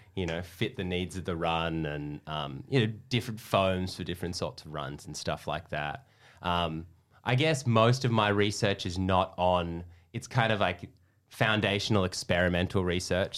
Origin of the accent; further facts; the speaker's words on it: Perth, Western Australia, Australia; also born or lived in Melbourne, Australia / Texas, United States; now in Sydney, Australia; I'm from Perth